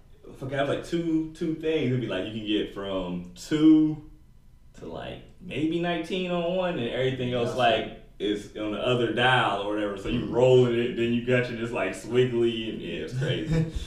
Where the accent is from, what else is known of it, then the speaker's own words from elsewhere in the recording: Dayton, Ohio, United States; I'm from Dayton, so I got to rep Dayton.